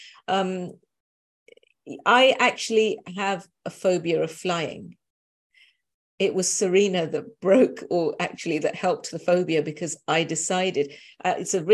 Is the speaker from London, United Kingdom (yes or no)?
yes; London, United Kingdom; being a Londoner